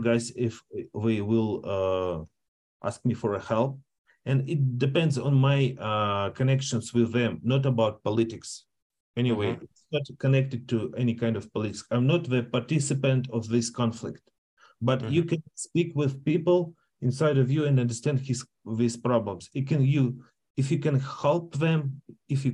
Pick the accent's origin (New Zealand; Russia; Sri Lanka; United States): Russia; English is a second language; I'm Russian, but I identify for me as a Russian